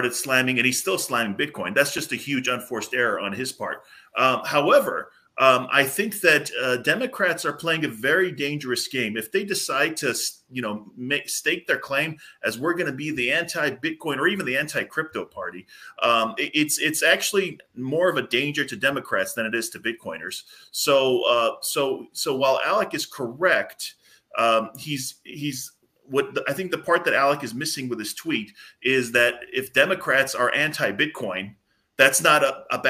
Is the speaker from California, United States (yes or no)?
yes; Southern California, United States; now in New Hampshire, United States; I'm from Southern California, even though I'm in New Hampshire at the moment